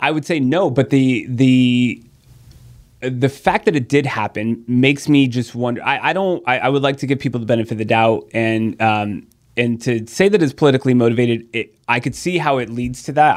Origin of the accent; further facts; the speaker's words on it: San Diego, California, United States; I've born and raised in San Diego